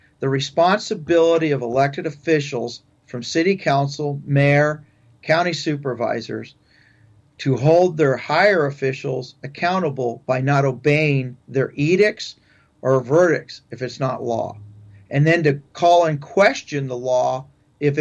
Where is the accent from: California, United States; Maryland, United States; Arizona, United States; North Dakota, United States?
California, United States; San Pedro; moved away as an adult; also born or lived in Stockton area, California; I grew up in Southern California, in San Pedro area and down that way